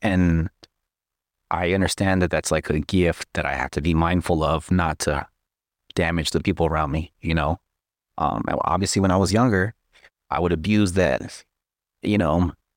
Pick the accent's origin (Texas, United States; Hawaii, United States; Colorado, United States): Texas, United States; moved away; I'm from Texas.